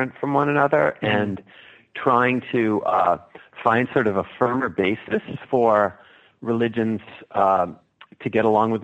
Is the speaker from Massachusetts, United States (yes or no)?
yes; Cape Cod, Massachusetts, United States; also born or lived in Cooperstown, New York; Pretty much Cape Cod. I was actually born in Cooperstown, New York, near the Baseball Hall of Fame, but most of my life I've lived on Cape Cod